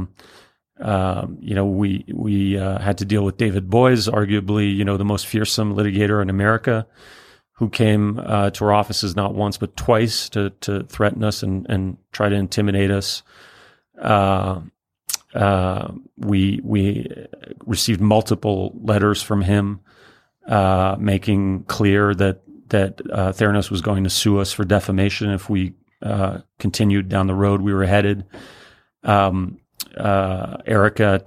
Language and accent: English; Paris, Île-de-France, France; also born or lived in Brussels, Belgium; now in New York, United States; My father's French, and I grew up in Paris